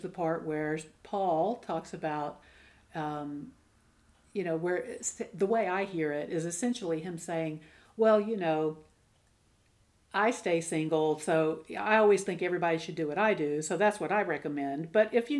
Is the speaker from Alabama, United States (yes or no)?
yes; Alabama, United States; I grew up in Alabama